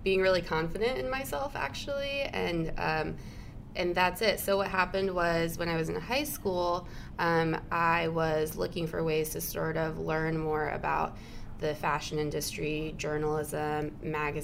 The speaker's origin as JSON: {"language": "English", "town": "St. Joseph", "region": "Michigan", "country": "United States", "also_born_or_lived": "New York", "moved": "as an adult", "said": "I'm from Michigan originally."}